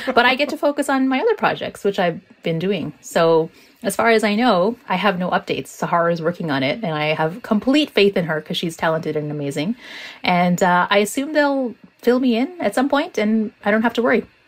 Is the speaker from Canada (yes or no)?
yes; Toronto, Ontario, Canada; a Muslim woman who's growing up in Toronto in the 90s